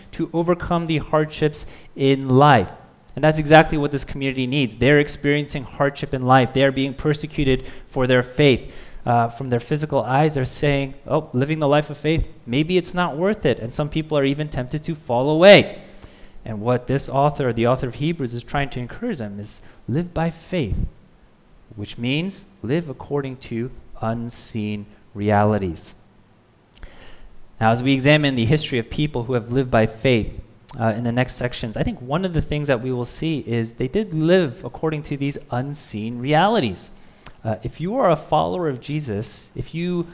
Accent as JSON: {"language": "English", "country": "United States", "said": "I'm Korean American"}